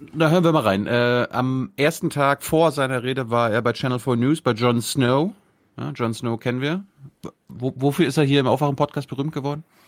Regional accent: Germany; wir das als Deutsche

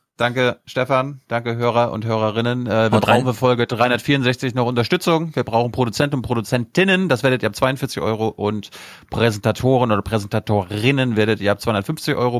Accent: Mecklenburg-Vorpommern, Germany; ich bin ja aus MacPom.

